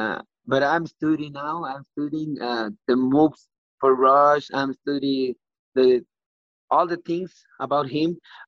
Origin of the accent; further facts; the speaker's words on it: Mexico; English is a second language; I'm the first Mexican